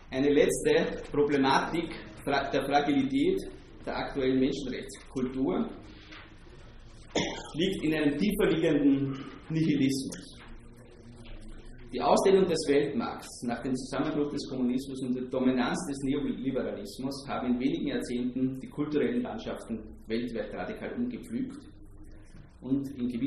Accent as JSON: {"language": "German", "country": "Austria", "said": "denn in der österreichischen Philosophie als Österreicher haben wir ein besonderes Gespür für Dekadenz"}